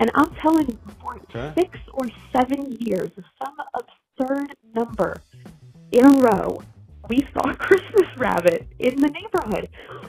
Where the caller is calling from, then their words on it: Garland, Texas, United States; I'm calling from Garland, Texas.